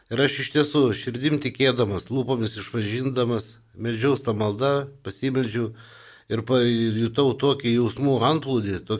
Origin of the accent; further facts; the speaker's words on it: Vilnius, Vilnius County, Lithuania; also born or lived in Kaunas / Mažeikiai; mokiausi Kaune, esu Vilnietis ir kai paskirimą gavau Vilniuje